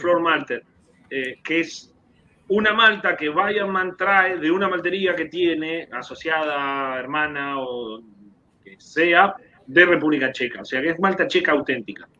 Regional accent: Argentina; moved away as an adult; also born or lived in Germany; now in Puerto Rico; Argentina, del barrio Casero, de donde soy yo

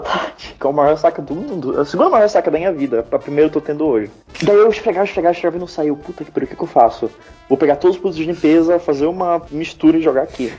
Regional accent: Belém, Pará, Brazil; moved away as an adult; now in Belo Horizonte, Brazil; eu sou de Belém, mas ano passado eu mudei pra Belo Horizonte, que é onde eu moro até então

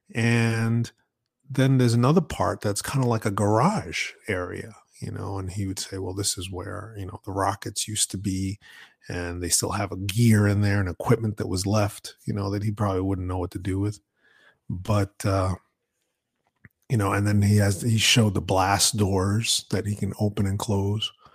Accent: New York, United States; I grew up in New York

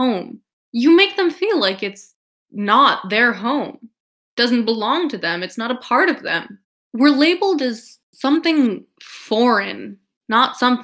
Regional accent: California, United States; I was born, California

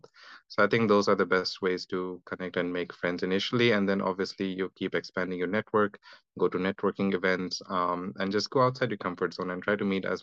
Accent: Delhi, India; moved away as an adult; also born or lived in Durgapur, India; now in Australia; I'm from India. My parents settled in Delhi, so that's where I grew up.

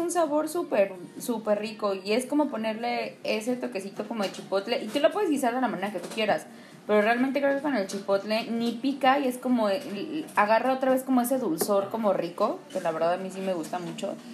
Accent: Mexico City, Mexico; Bueno, porque soy chilanga, para mí es huitlacoche

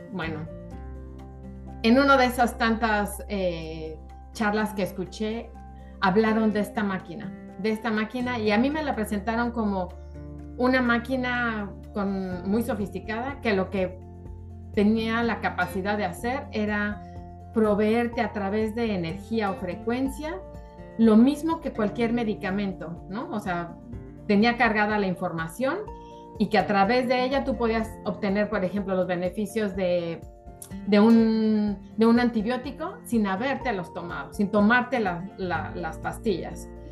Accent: Mexico; also born or lived in South Florida, United States; now in Florida, United States; soy mexicana, eh, estoy radicando en Miami, Florida

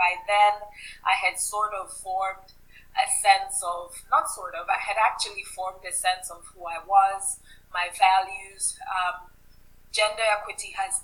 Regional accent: Ibadan, Oyo, Nigeria; moved away; growing up in Nigeria, we lived in the southwestern part, and in the city that I grew up in, Ibadan

